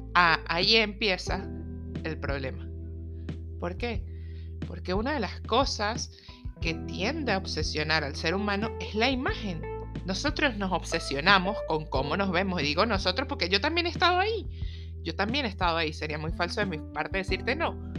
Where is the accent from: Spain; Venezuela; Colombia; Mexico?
Venezuela; moved away; soy venezolana